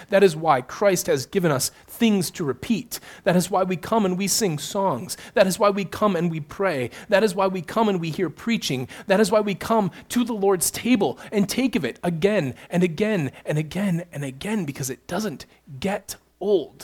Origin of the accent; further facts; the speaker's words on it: Midland, Michigan, United States; also born or lived in Houghton, Michigan; I grew up in Midland. I lived in this area for the first 18 years of my life